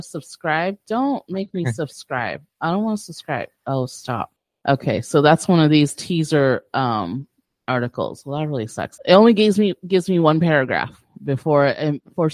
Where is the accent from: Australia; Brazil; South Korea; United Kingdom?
Brazil; I was born in Brazil